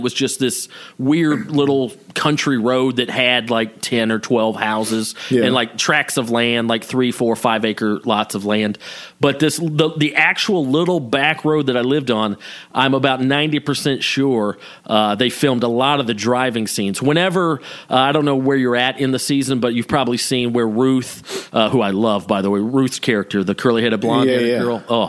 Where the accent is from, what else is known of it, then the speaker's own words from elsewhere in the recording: Canton, Georgia, United States; also born or lived in Waleska, Georgia; now in Los Angeles, United States; they shot a lot of that in Canton, Georgia. and that's where I grew up. Mm-hmm. I went to high school in Canton, but I lived about 10 miles north in Waleska